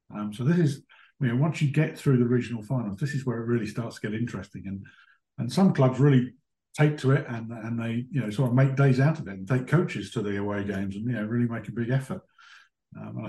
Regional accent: Hertfordshire, East of England, United Kingdom; moved away; I grew up in Hertfordshire and played a lot of club cricket down there

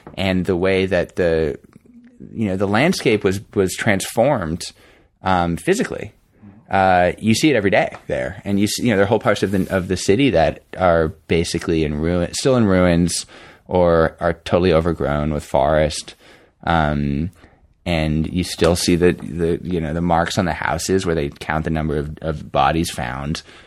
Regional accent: New York, United States; moved away; I grew up in New York

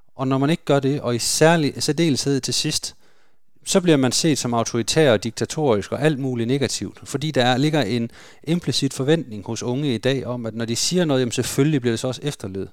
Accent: Denmark; det er vi jo som danskere

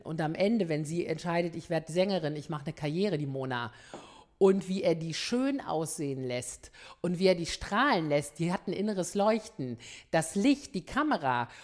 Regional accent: Ruhr area, North Rhine-Westphalia, Germany; ich komme aus dem Ruhrgebiet

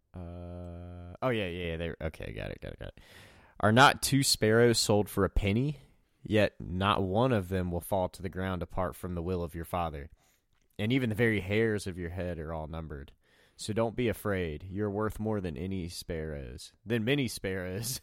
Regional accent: Southwest Virginia, United States; I'm in Southwest Virginia and from Southwest Virginia

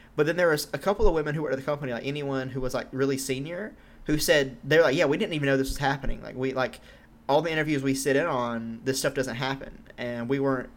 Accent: Georgia, United States; moved away as an adult; I'm from Georgia. I lived there for 99% of my life so far, and I don't live there anymore

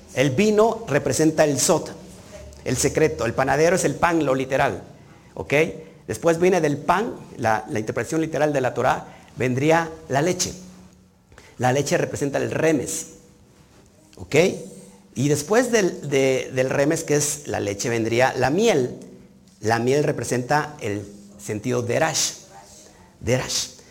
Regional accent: Mexico; yo estoy aquí en México, yo nací en México, yo no estoy exiliado

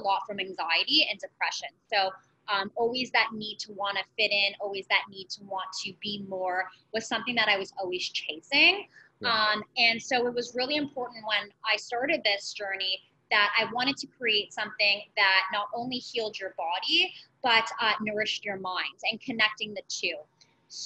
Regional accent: Richmond Hill, Ontario, Canada; I grew up in Richmond Hill, was born and raised in Richmond Hill

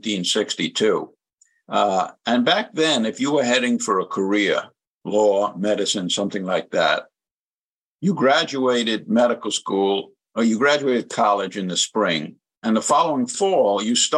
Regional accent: New York City, New York, United States; moved away as an adult; now in North Carolina, United States; First, I was from the South Bronx

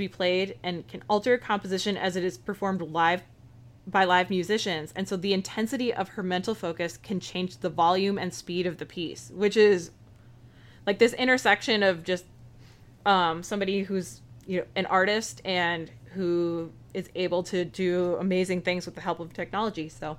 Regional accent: United States; people who, you know, I otherwise wouldn't know about as an American.

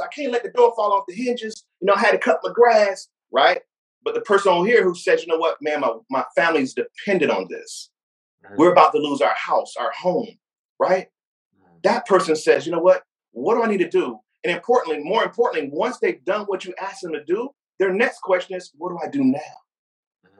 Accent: Fayetteville, North Carolina, United States; I grew up in Fayetteville, North Carolina, uh, you know, that's my early childhood experience

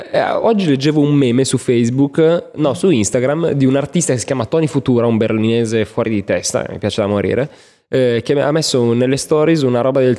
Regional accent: Milan, Lombardy, Italy; da milanese ribadisco che non è che ha viaggiato

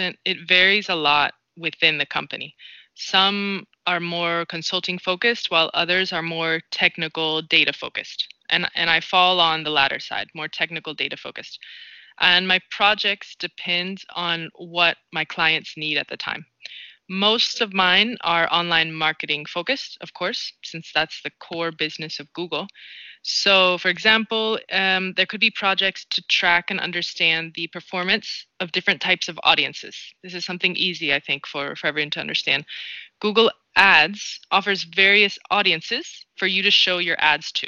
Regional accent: North Carolina, United States; moved away as an adult; now in Madrid, Spain; I'm from North Carolina, and moving to Madrid, Spain was a shock at the start

